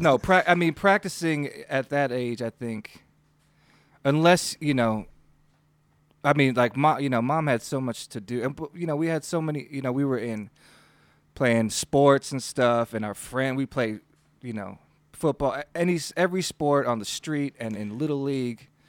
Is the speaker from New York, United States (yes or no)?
yes; Williamsville, New York, United States; by Black Forest, I mean Buffalo, New York. Um, no, just outside the city limits, a little town